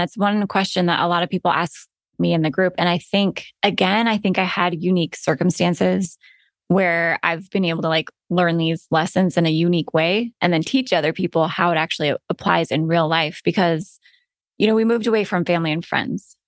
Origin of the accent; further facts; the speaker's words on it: Alaska, United States; moved away as an adult; also born or lived in Florida; my husband and I were born and raised in Alaska